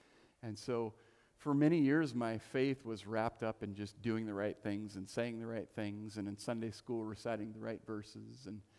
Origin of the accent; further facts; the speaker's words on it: Salem, Oregon, United States; also born or lived in Livermore, California / Pleasanton, California; we were involved in a church in California until the Lord called us to Oregon